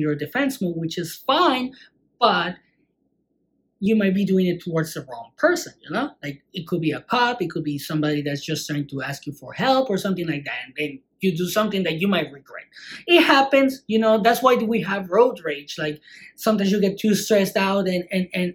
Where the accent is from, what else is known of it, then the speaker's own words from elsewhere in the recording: Mexico; growing up in Mexico.